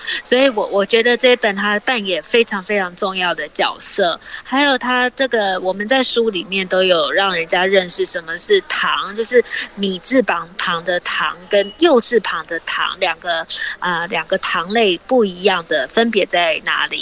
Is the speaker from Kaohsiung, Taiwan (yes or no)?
no; Tainan, Taiwan; 我是台南人嘛，所以我爸爸妈妈从小就是觉得，哎，我们什么，吃什么东西要沾什么酱，然后嗯。吃什么东西要沾什么调味料，所以我从小就是这样子的一个环境长大的